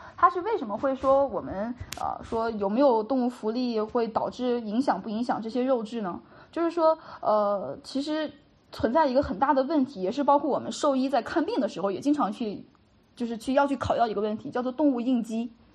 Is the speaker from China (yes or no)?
yes; China; 我们本身中国的这种所，就是接触，接受的传统教育